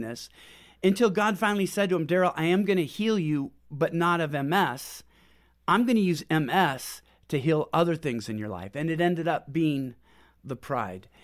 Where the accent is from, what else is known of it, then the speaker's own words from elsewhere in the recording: Pacific Northwest, United States; moved away as an adult; also born or lived in Houston; We're from Pacific Northwest